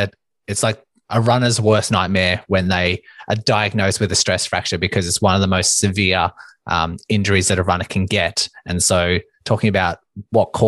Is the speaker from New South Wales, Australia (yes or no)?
no; Melbourne, Victoria, Australia; I am from Melbourne, Australia